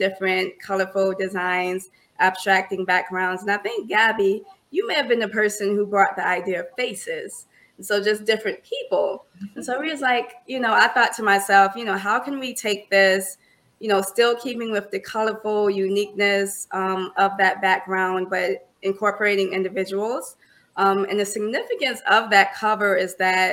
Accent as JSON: {"language": "English", "town": "Orangeburg", "region": "South Carolina", "country": "United States", "tie": "born or raised there", "moved": "as an adult", "lives_now": "Charlotte, United States", "said": "born and raised in Orangeburg, South Carolina"}